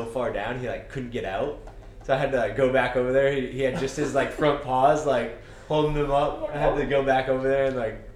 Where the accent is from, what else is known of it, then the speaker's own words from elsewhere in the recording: Maine, United States; moved away as an adult; also born or lived in Eastern Shore, Virginia; now in Homer, United States; I'm from Maine. So I got most of my family's up there